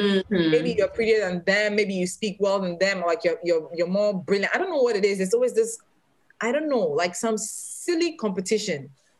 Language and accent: English; Accra, Greater Accra, Ghana; moved away; I'm from Accra.